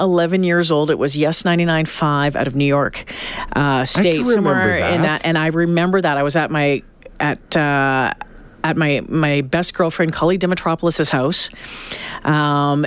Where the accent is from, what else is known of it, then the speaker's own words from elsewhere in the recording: Belleville, Ontario, Canada; also born or lived in Smiths Falls, Ontario; when I was a kid, I grew up on Lake Ontario. So we lived Smith Falls, Belleville